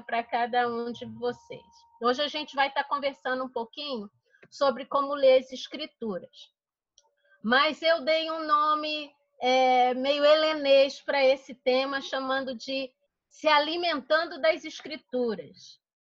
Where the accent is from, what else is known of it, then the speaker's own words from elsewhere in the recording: Rio de Janeiro, Brazil; now in United States; no Rio de Janeiro, por exemplo, de onde eu venho